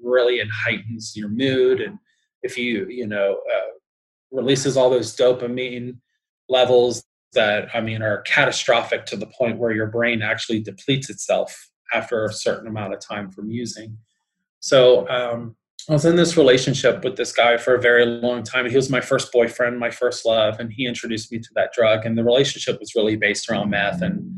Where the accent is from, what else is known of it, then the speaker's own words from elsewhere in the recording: Newport, Kentucky, United States; moved away as an adult; also born or lived in Austin, Texas / California; I was 26 from Newport, Kentucky, living out in California